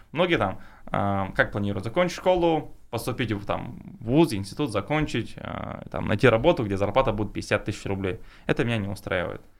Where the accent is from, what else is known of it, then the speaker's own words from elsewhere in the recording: Chechnya, Russia; я кавказец, тем более, ну, с Чечни